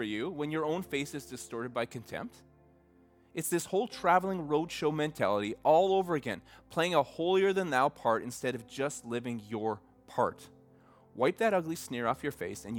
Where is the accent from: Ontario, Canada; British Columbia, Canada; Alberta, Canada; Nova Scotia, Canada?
Alberta, Canada; Red Deer; I grew up in Central Alberta, and around Red Deer